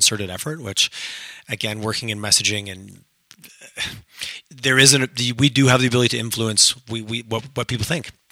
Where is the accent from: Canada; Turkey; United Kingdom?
Canada; Montreal, rural Quebec; now in Alberta, Canada; growing up in Montreal, nobody talked about oil and gas in that area where I grew up in rural Quebec